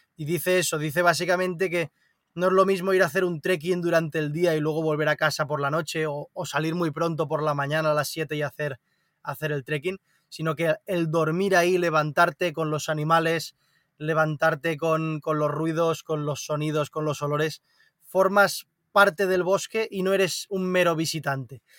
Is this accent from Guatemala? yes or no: no; Barcelona, Catalonia, Spain; nací en Barcelona, entonces eh, he mamado mucha ciudad también